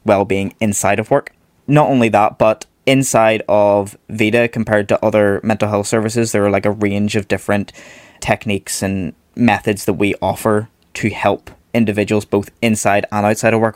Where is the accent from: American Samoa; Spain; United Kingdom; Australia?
United Kingdom; Belfast, Northern Ireland; originally I am from Belfast, so I studied over here in Northern Ireland.